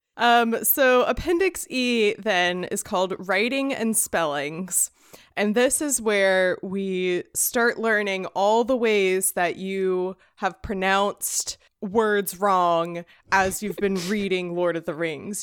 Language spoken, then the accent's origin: English; United States; I, as an American